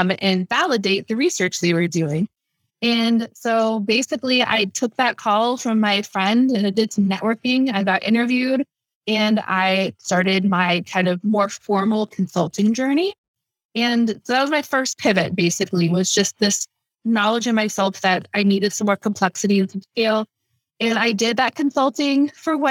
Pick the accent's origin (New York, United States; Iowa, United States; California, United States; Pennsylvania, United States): Pennsylvania, United States; Pittsburgh; moved away; I got offered a job at Carnegie Mellon University, which is my hometown, Pittsburgh